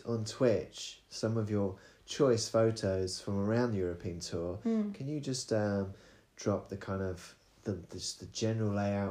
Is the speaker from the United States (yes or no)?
no; United Kingdom; Because I'm from UK.